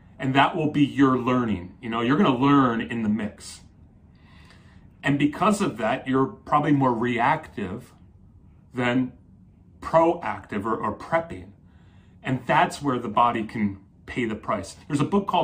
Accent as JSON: {"language": "English", "region": "New Jersey", "country": "United States", "tie": "born or raised there", "said": "I grew up in Jersey."}